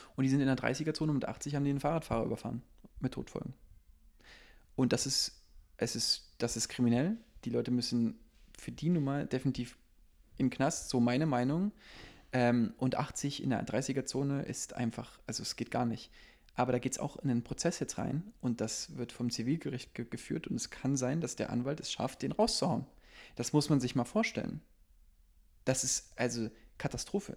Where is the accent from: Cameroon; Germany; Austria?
Germany; East Germany; ich bin Ossi